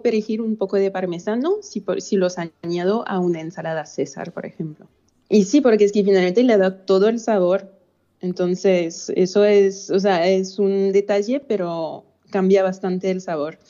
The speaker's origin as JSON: {"language": "Spanish", "country": "France", "said": "como francesa"}